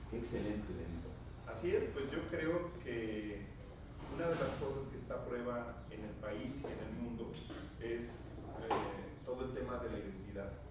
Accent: Zacatecas, Mexico; yo viví y crecí toda mi vida en Zacatecas

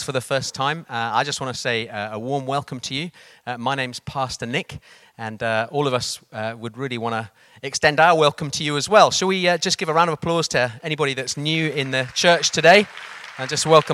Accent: Kent, South East England, United Kingdom; also born or lived in Zimbabwe; I got educated in a grammar school in Kent, about 40 miles away from London

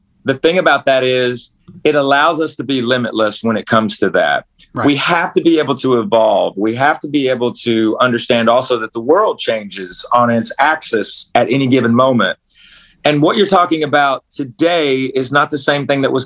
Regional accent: Knoxville, Tennessee, United States; a band that I was signed to out of my hometown. Because I'm from Knoxville, Tennessee

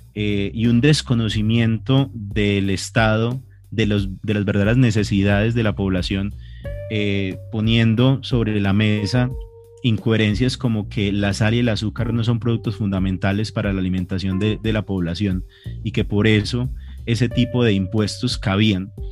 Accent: Colombia; como colombianos estábamos acostumbrados

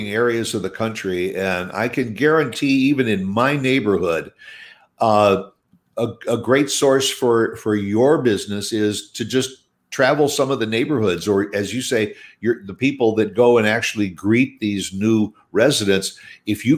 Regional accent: Midwest, United States; now in Dallas-Fort Worth, United States; I grew up in the Midwest

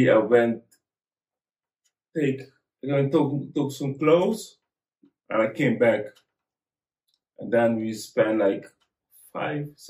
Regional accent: Amsterdam, North Holland, Netherlands; I'm from Amsterdam, so I went back to Holland to work.

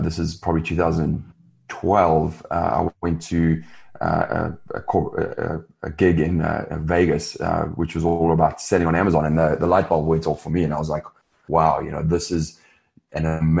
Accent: South Africa; moved away as an adult; also born or lived in London / Los Angeles; I'm originally from South Africa. I grew up there

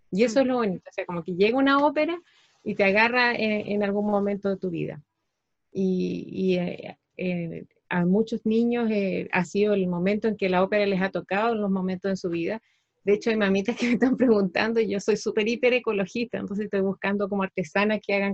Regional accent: Antofagasta, Chile; una parte de mi, de mi vida la, desarrollé en la ciudad donde me crié, en Antofagasta, y ahí armé una agrupación cultural

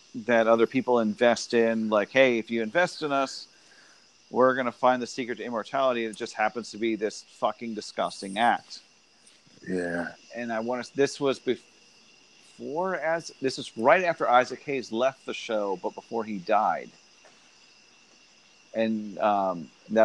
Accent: Santiago, Santiago Metropolitan Region, Chile; moved away; I was born in 81 in Santiago, Chile, under Pinochet's

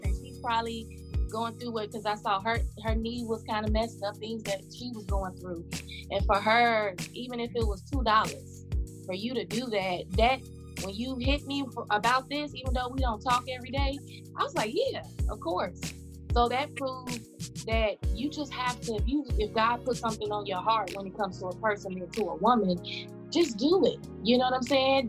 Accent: Chicago, Illinois, United States; moved away as an adult; now in Atlanta, United States; I'm originally from Chicago, the west side of Chicago

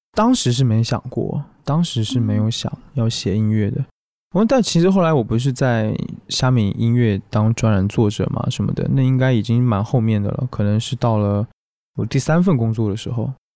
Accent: Taiwan; accent: Taiwanese; 我是台湾人

